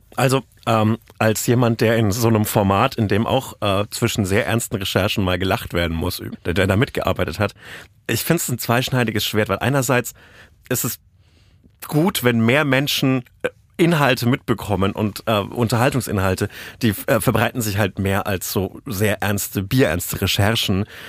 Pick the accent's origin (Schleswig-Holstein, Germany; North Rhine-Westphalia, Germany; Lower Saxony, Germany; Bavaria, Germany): Bavaria, Germany; Bamberg district; moved away; in meiner Heimatregion, die auch ein massives Nazi-Problem hat